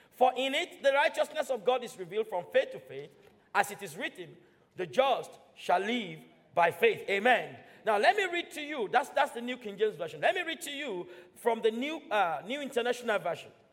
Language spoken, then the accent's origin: English; Nigeria; now in United Kingdom; I'm British now. I was born and raised in Nigeria